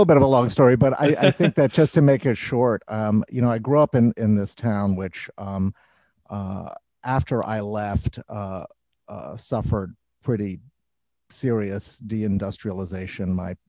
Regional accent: Johnstown, Pennsylvania, United States; also born or lived in Europe / New York City, United States; When I was a kid, I grew up in Europe and I grew up in New York City and I grew up in a lot of different sort of neighborhood environments. But in junior high and high school, we moved to a small city in Western Pennsylvania called Johnstown, Pennsylvania.

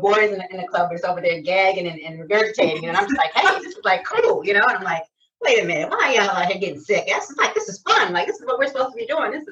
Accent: Detroit, Michigan, United States; I'm from Detroit, so Michigan

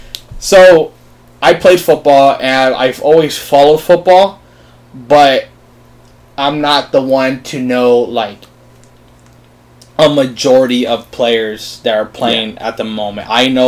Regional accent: Miami, Florida, United States; Miami is funny because I, like I said, after kind of growing up around the Miami area, like, mm-hmm. I was never, like, a Florida fan.

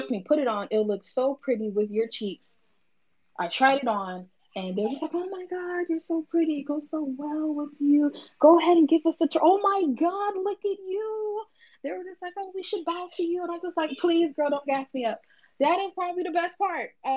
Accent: Opa-locka, Florida, United States; I am from Opa-locka. I'm from the worst side of Miami, Florida

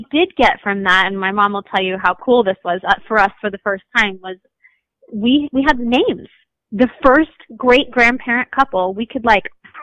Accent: Washington, United States; we're from Washington State, you know, our whole family

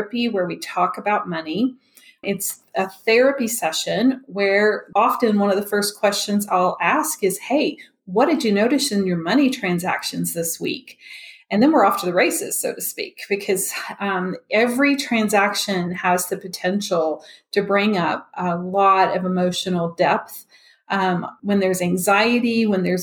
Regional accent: Memphis, Tennessee, United States; now in Denver, United States; I'm originally from Memphis, even though I'm in Denver

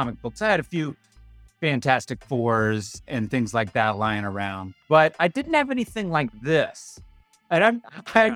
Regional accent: Bridgewater, Virginia, United States; I grew up in the Shenandoah Valley in Turkey Country

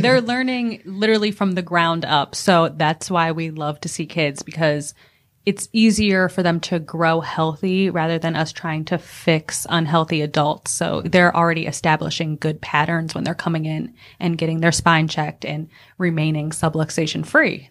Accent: Akron, Ohio, United States; now in Greenville, United States; I'm originally from Akron, Ohio.

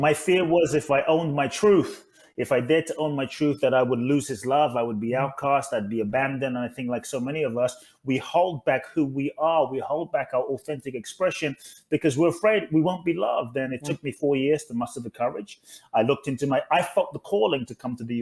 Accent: London, United Kingdom; also born or lived in Ghana; now in Los Angeles, United States; I was born in Ghana, West Africa. My father's from Ghana. My mother's Japanese. I grew up in London, now in LA.

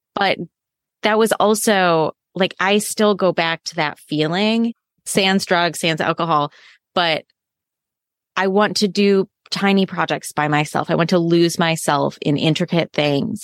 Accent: Midwest, United States; So I grew up in the Midwest in the U S

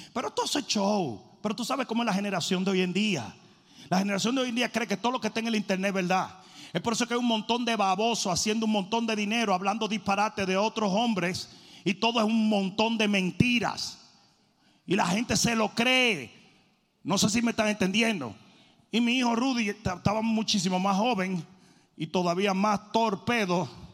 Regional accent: Dominican Republic; moved away; Yo como dominicano vine nadando de República Dominicana

